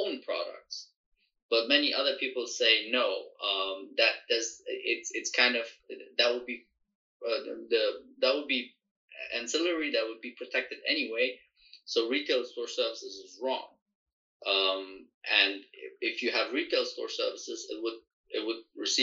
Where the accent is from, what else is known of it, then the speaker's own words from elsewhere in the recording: Germany; moved away; I grew up in Europe, so in Germany